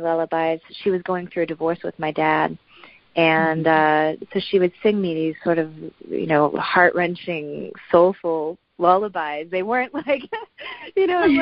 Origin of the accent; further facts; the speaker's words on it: West Virginia, United States; also born or lived in Los Angeles, California; now in Nashville, United States; I was born in West Virginia